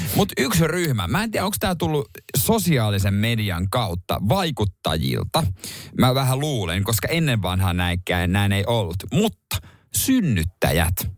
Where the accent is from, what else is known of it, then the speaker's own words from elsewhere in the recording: Seinäjoki, South Ostrobothnia, Finland; moved away; ei meillä Seinäjoella koulussa ollut sitä mun aikana